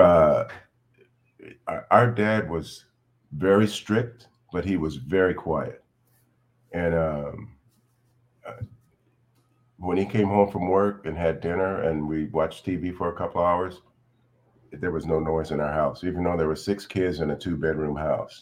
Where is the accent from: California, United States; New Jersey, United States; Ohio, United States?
California, United States; Sacramento; also born or lived in Bakersfield, California; that's where I was raised here in Sacramento, on right off of Grand Avenue, five blocks from the elementary school